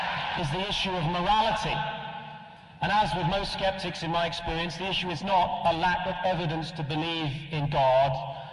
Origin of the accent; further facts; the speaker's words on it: Netherlands; I'm from Holland.